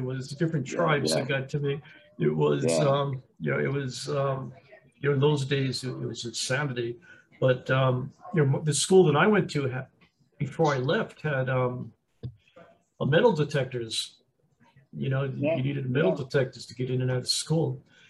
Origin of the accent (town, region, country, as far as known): Bellmore, New York, United States; born or raised there; also born or lived in Brooklyn, New York / Queens, New York